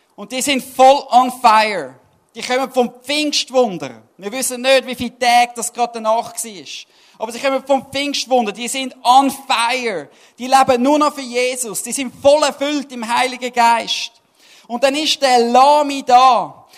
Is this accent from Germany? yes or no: no; Switzerland; Als Schweizer